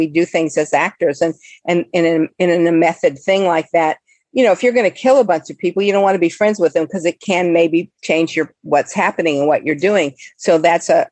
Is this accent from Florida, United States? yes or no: yes; Florida, United States; I was born in Florida